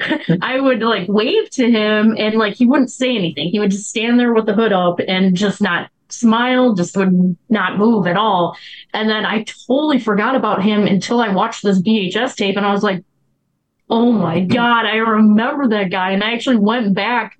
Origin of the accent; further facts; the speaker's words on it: Chicago, Illinois, United States; I grew up in the South Side, and there was a lot of old abandoned buildings